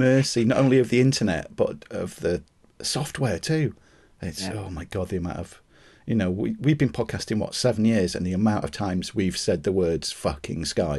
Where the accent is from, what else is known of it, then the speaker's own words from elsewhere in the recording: United Kingdom; the joys of being British with permanently white legs all the time.